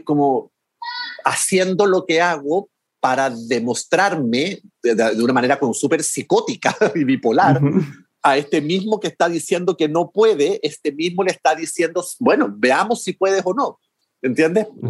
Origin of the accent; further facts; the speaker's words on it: Chile; como somos mm. vecinos